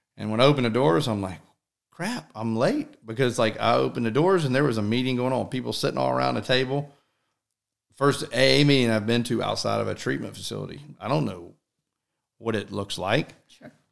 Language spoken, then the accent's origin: English; Alpharetta, Georgia, United States; I'm pretty much born and raised in Alpharetta